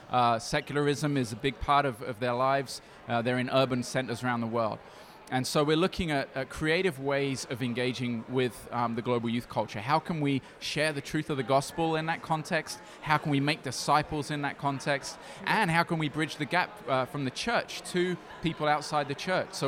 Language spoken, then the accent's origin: English; Brazil; also born or lived in United Kingdom; now in Poland; Um, I was born in the UK, but I grew up in Brazil. My parents were missionaries there, and I spent most of my life there. But hmm. now I live in Europe, uh, in Poland.